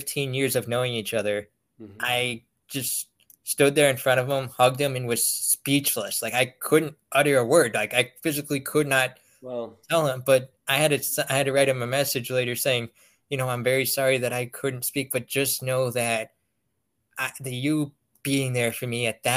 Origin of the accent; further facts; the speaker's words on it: Pennsylvania, United States; I'm from Pennsylvania.